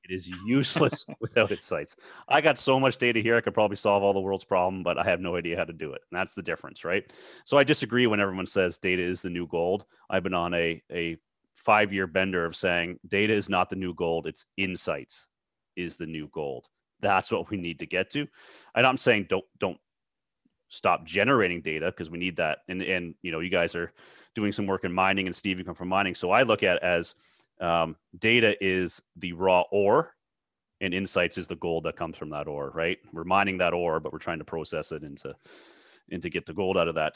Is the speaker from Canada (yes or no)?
yes; Toronto, Ontario, Canada; I'm from the Toronto area.